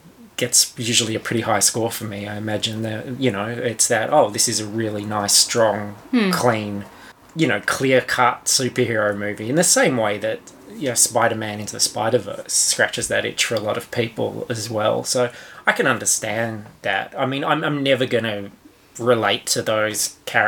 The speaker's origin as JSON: {"language": "English", "country": "Australia", "accent": "coarse Australian", "said": "my coarse Australian accent"}